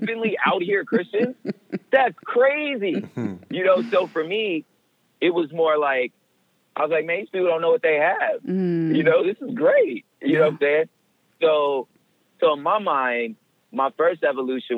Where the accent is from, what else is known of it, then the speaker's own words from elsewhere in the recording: the West, United States; I'm from the West, you know, which is not the Bible Belt